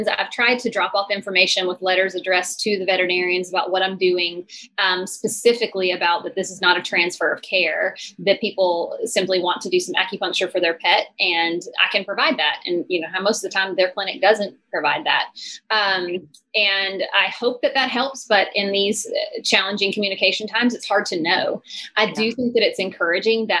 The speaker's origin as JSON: {"language": "English", "town": "Nashville", "region": "Tennessee", "country": "United States", "tie": "born or raised there", "also_born_or_lived": "Savannah, Georgia", "said": "I moved back to my hometown to Nashville"}